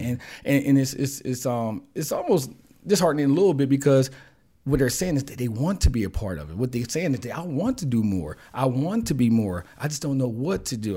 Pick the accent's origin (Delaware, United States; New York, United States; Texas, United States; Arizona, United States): Delaware, United States; Wilmington; growing up in the Riverside Projects in the hood